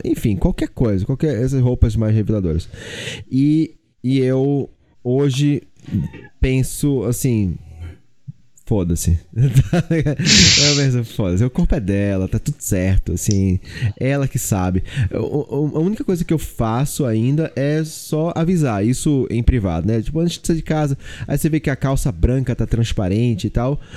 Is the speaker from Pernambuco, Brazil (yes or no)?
yes; Olinda, Pernambuco, Brazil; eu fui criado numa cultura muito machista. Muito, muito machista. Eu sou nordestino, eu sou de Olinda